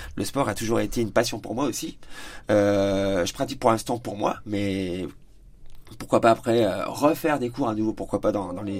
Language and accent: French; Épernay, Grand Est, France; now in Châlons-en-Champagne, France; Je suis marnais, donc euh, je suis d'Épernay à la base, je suis éperné de naissance